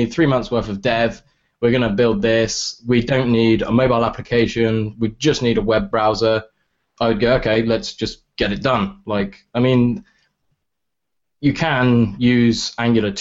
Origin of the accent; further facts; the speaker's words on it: England, United Kingdom; accent: English; my English accent